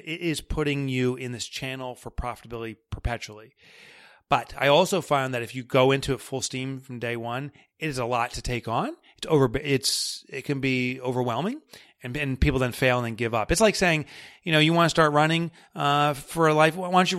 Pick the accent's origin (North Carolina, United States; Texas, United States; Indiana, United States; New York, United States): New York, United States; accent: New York; And that's my New York accent.